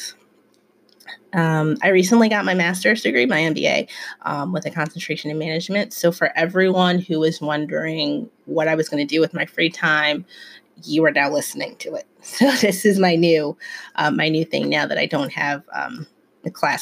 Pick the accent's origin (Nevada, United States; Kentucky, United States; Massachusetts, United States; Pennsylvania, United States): Pennsylvania, United States; Philadelphia; also born or lived in Germantown, Philadelphia; I'm from West Philly